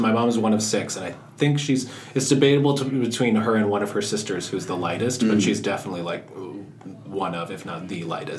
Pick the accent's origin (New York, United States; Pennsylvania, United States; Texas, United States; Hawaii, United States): New York, United States; Yonkers; moved away as an adult; also born or lived in Upper Manhattan, New York; now in New York City, United States; I'm from Yonkers.